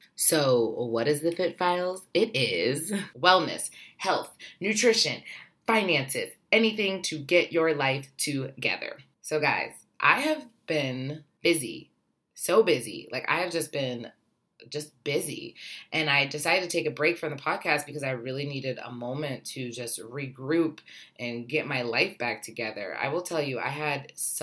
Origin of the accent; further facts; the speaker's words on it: Ohio, United States; now in New York City, United States; I am originally from Ohio. I am living in New York City